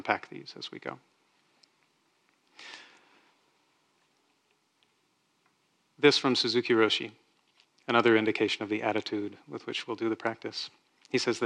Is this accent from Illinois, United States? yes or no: no; Texas, United States; I grew up in Texas where that was a thing that people did.